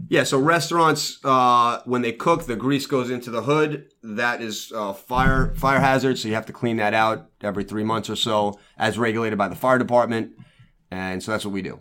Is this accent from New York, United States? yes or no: yes; New York City, New York, United States; also born or lived in Lido Beach, New York; I was born and raised in Brooklyn. I moved to Lido